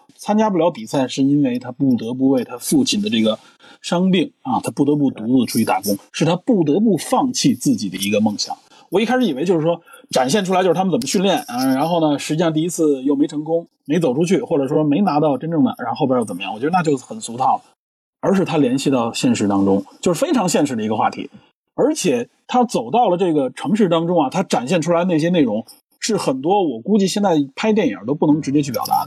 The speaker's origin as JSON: {"language": "Chinese", "region": "Beijing", "country": "China", "said": "我是北京人"}